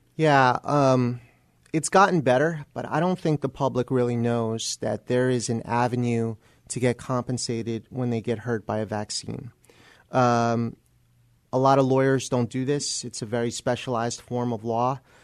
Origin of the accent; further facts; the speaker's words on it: New Jersey, United States; moved away as an adult; also born or lived in Texas / San Antonio; I'm originally from New Jersey